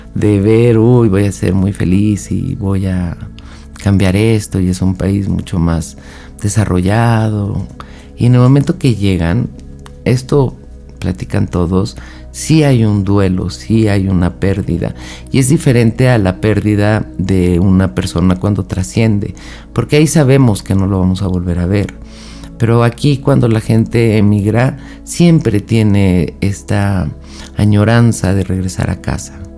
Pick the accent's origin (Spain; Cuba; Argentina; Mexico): Mexico; Yo soy de México